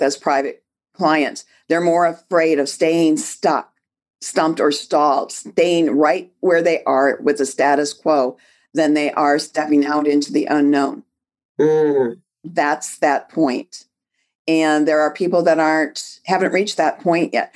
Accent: Detroit, Michigan, United States; I was born and raised in Detroit, graduated high school in Detroit, but I live about 100 miles north of Detroit at the northern tip of the thumb

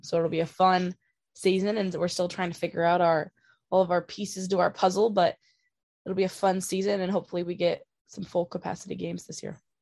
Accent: Washington, United States; growing up in Washington and playing softball in Washington

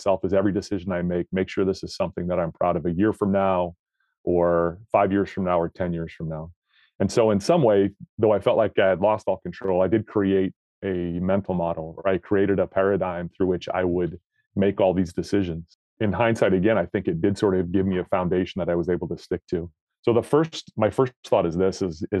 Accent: Northern Nevada, United States; I grew up in Northern Nevada.

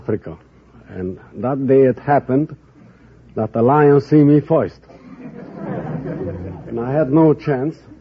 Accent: Belgrade, Serbia; now in United States; Belgrade, Serbia

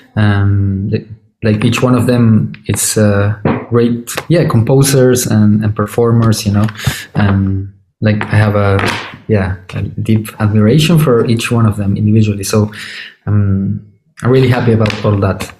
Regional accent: Córdoba, Argentina; moved away as an adult; also born or lived in Buenos Aires, Argentina; now in Berlin, Germany; I'm originally from Cordoba that it's uh, it's not the main city in Argentina

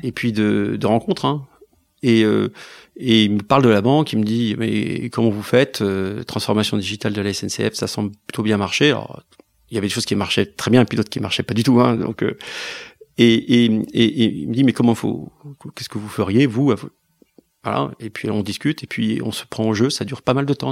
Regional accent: France; la France, c'est c'est là où j'ai reçu mon éducation, c'est ma culture

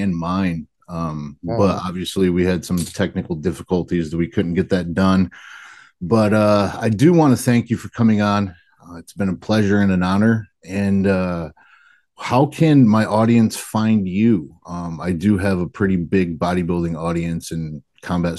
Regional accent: Adrian, Michigan, United States; I grew up in Adrian

